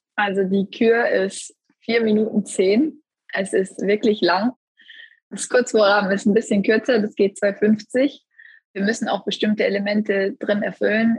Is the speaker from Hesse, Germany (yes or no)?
no; Essen, North Rhine-Westphalia, Germany; ich bin auch in Essen zur Welt gekommen, dann auch dort in Eislaufverein gegangen